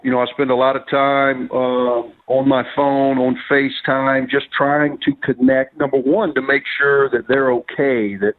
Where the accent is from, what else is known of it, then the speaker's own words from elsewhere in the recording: Mississippi, United States; moved away as an adult; now in Birmingham, United States; I had a great 12-year run at Ole Miss in my home state.